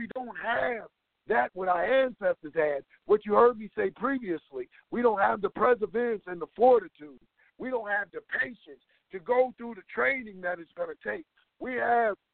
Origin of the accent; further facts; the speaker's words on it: United States; I'm from America